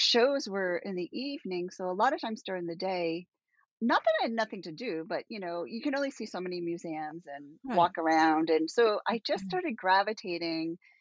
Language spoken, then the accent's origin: English; Massachusetts, United States; I'm from Massachusetts